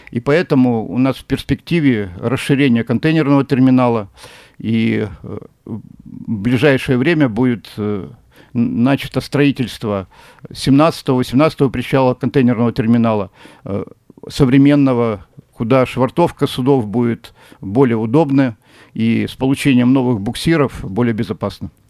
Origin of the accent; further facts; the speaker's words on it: Vladivostok, Primorsky Krai, Russia; Владивосток э, – это вне конкуренции, это мой родной город